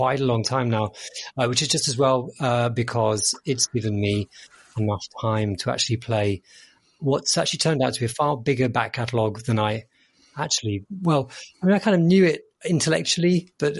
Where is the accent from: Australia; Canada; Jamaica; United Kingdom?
United Kingdom; we are British